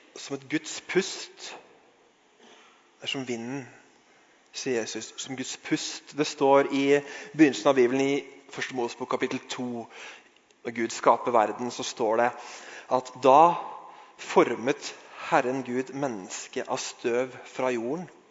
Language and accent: Norwegian; Norway; vi er fra Norge